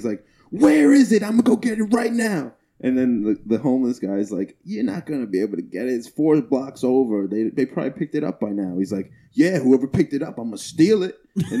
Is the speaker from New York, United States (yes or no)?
yes; Long Island, New York, United States; where are you from? I was like, Long Island.